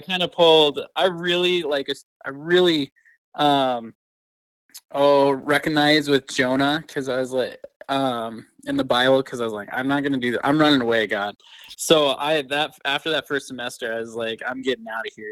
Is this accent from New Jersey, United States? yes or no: no; Rapid City, South Dakota, United States; the church I grew up in Rap City